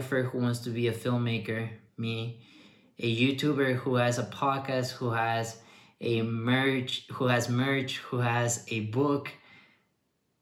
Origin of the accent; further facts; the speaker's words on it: Mexico; moved away; also born or lived in Ottawa; I came back to Mexico